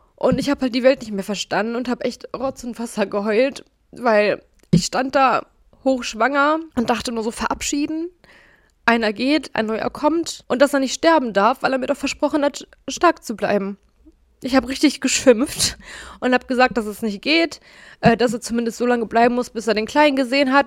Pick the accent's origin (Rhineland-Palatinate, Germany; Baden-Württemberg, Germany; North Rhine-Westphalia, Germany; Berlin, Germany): North Rhine-Westphalia, Germany; Gelsenkirchen; ich hatte als kleines Kind immer eine Dauerkarte für die Zoom-Erlebniswelt, ehemals Ruhrzoo, falls ihr den kennt, hier bei uns in Gelsenkirchen